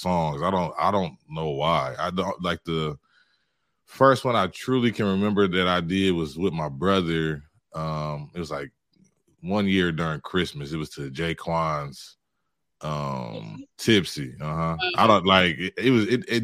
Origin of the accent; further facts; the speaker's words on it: Cleveland, Ohio, United States; moved away; I'm originally from Ohio